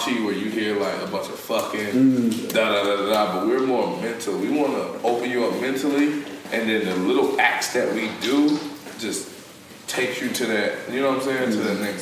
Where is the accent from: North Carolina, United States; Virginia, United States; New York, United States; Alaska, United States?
North Carolina, United States; Charlotte; We come from Charlotte, North Carolina.